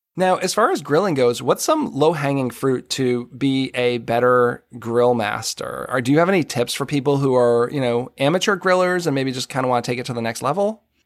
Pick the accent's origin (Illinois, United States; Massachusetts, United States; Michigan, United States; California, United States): Massachusetts, United States; I grew up in Massachusetts